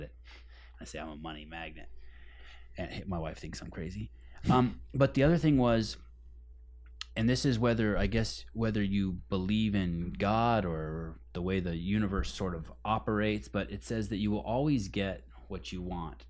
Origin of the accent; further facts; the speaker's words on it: Berkeley, California, United States; I grew up in Berkeley, California.